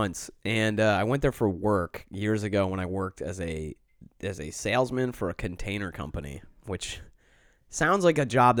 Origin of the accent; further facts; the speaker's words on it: New York City, New York, United States; I grew up on the Lower East Side.